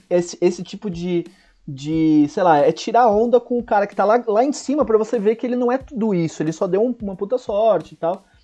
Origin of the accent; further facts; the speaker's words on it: Santos, São Paulo, Brazil; Santos, isso.